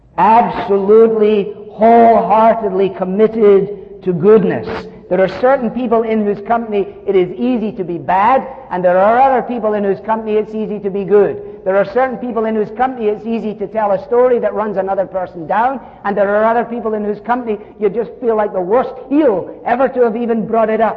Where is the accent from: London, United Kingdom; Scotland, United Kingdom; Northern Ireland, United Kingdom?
Scotland, United Kingdom; I'm Scottish